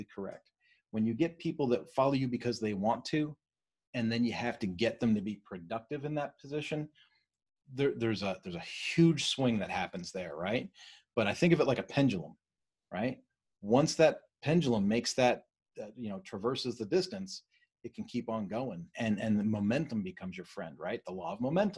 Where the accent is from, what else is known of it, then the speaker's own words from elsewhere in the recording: Philadelphia, Pennsylvania, United States; moved away; I was raised in Philadelphia